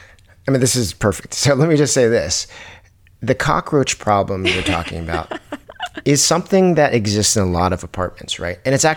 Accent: Virginia, United States; You know, I'm originally from Virginia

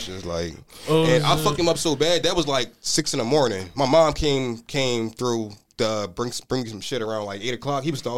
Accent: Philadelphia, Pennsylvania, United States; growing up in Philly, like

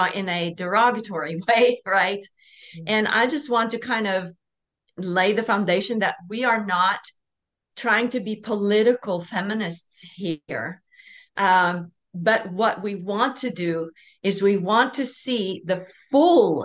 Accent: Norway; I'm from Norway

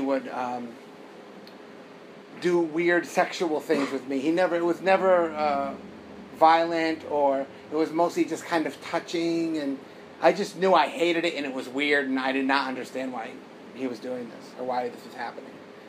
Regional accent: United States; growing up in America

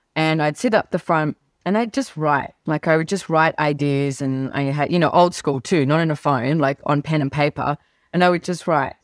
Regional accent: Sydney, New South Wales, Australia; I loved growing up in Sydney.

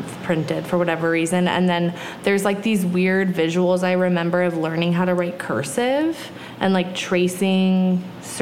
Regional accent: Big Sur, California, United States; growing up in Nepenthe

